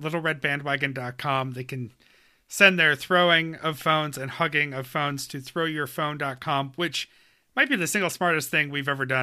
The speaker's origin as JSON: {"language": "English", "region": "New York", "country": "United States", "tie": "born or raised there", "moved": "yes", "said": "I grew up in bars in New York"}